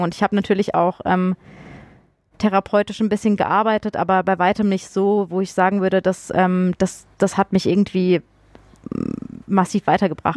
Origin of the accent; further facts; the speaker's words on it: Freiburg, Baden-Württemberg, Germany; moved away; also born or lived in Munich / Fulda / Darmstadt; ich komme ja ursprünglich aus Freiburg